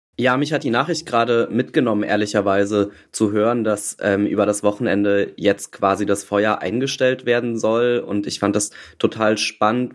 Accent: Saarland, Germany; Ich bin auch im Saarland geboren tatsächlich

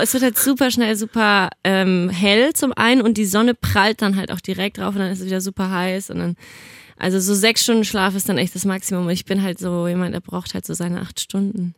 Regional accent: Nuremberg, Bavaria, Germany; now in Cologne, Germany; Also ich komme ja ursprünglich aus Nürnberg

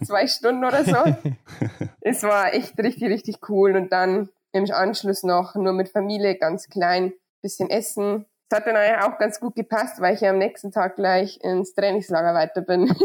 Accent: Surberg, Bavaria, Germany; bei mir zu Hause, weil ich bin ja auf dem Hof aufgewachsen

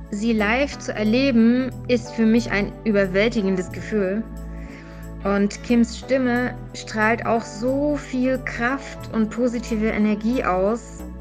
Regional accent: Cologne, North Rhine-Westphalia, Germany; Ich meine, an, mein, … kenne ich, ich komme aus Köln, ich habe die immer an der Schildergasse, ja, also nicht immer, ich habe die zweimal gesehen.

